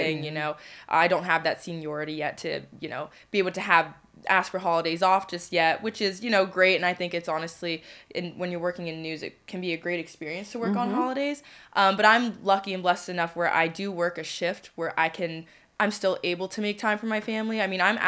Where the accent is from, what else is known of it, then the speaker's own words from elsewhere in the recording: just outside D.C., Maryland, United States; moved away as an adult; also born or lived in Pennsylvania; now in Harrisburg, United States; I'm originally from Maryland, just outside D.C., and yeah, this is a brand new city for me